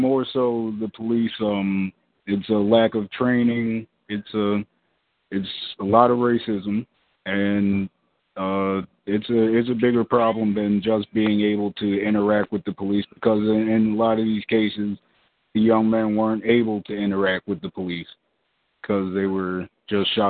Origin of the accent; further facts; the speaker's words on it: Philadelphia, Pennsylvania, United States; I'm from the Philadelphia area